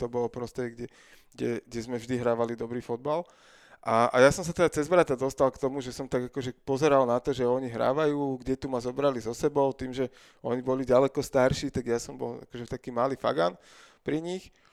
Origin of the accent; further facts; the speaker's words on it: Bratislava, Bratislava Region, Slovakia; lebo sme z Bratislavy